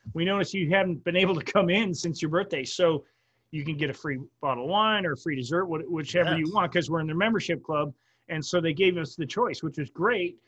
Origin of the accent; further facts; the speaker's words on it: Wisconsin, United States; we grew up in Wisconsin